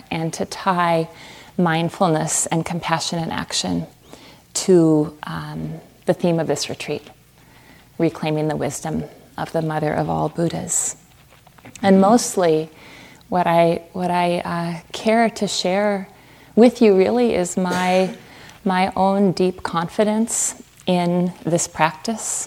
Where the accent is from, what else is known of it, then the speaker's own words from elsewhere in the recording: Fargo, North Dakota, United States; moved away as an adult; also born or lived in Southwest United States; I grew up in Fargo, North Dakota, Fargo like the movie